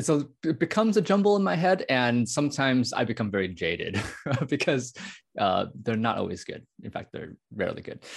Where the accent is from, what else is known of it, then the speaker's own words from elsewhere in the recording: United States; I was born in the United States. My parents are immigrants from Taiwan.